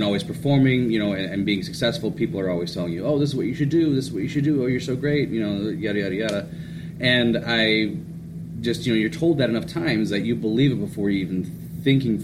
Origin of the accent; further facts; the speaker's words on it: Rochester, Michigan, United States; I grew up in Rochester, Michigan, and then I went through the Rochester schools